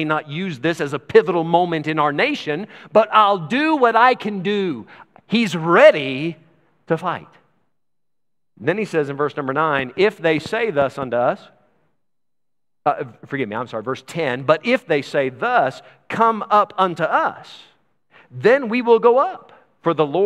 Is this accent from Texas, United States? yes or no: yes; Texas, United States; I'm from Texas